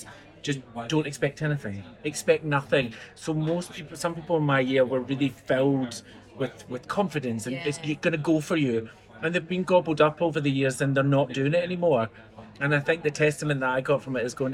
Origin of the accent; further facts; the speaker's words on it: Glasgow, Scotland, United Kingdom; I grew up in Castlemilk in the south side of Glasgow, which is not the posh part.